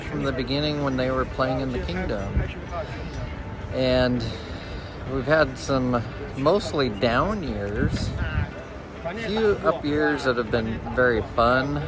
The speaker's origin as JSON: {"language": "English", "town": "Orcas Island", "region": "Washington", "country": "United States", "also_born_or_lived": "Kirkland, Washington", "said": "I am from Kirkland, Washington, originally from Orcas Island, Washington"}